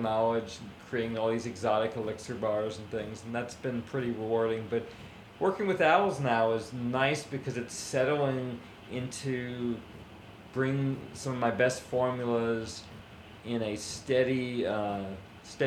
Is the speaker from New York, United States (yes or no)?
yes; New York, United States; also born or lived in Hawaii; My parents took me to New York after 2 months old